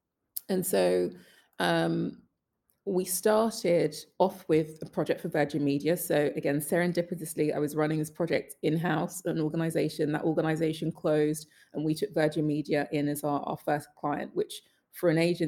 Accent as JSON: {"language": "English", "country": "Jamaica", "said": "And then going back to being Jamaican, Jamaicans do not say they are coming second in anything."}